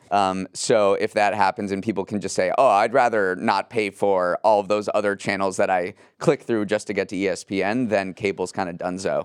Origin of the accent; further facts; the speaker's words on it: Western Massachusetts, United States; growing up in Western Massachusetts